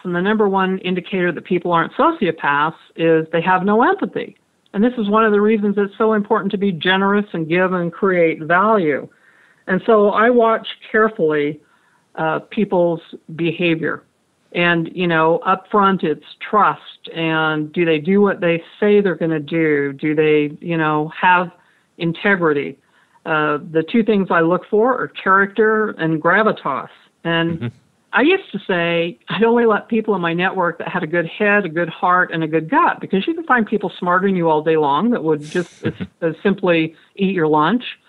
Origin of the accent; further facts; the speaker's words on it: Franklin, Idaho, United States; I grew up in Franklin, Idaho, population 600